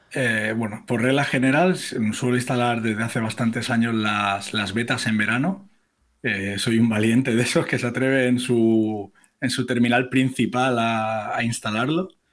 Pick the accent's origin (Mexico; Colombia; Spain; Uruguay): Spain; Barcelona, Catalonia; moved away as an adult; now in Toledo, Spain; nací en Barcelona y con unos 20 años o así me vine a vivir a Toledo